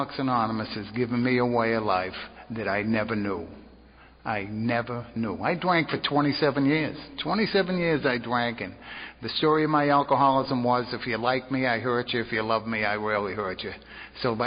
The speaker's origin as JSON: {"language": "English", "town": "Boston", "region": "Massachusetts", "country": "United States", "moved": "yes", "lives_now": "Navarre, United States", "said": "but I'm originally from Boston"}